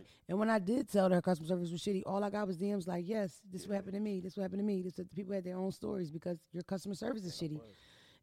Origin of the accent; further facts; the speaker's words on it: Philadelphia, Pennsylvania, United States; I'm from North Philly.